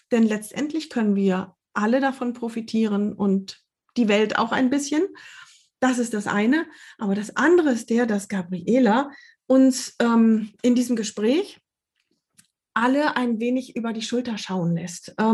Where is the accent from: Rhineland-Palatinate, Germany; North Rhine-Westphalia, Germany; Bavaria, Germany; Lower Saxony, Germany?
Lower Saxony, Germany; now in Hamburg, Germany; Ich komme aus Niedersachsen, aus der Nähe von Osnabrück.